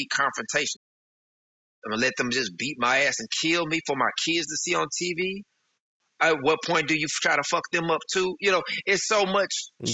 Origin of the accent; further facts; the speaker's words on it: St. Louis, Missouri, United States; moved away as an adult; now in Texas, United States; we moved from St. Louis down to Texas, and so I'm in a totally different environment